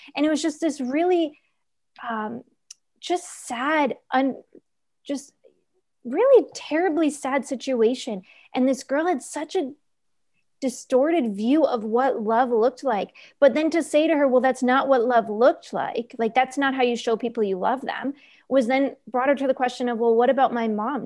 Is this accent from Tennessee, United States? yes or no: no; New York, United States; moved away; I was born and raised in New York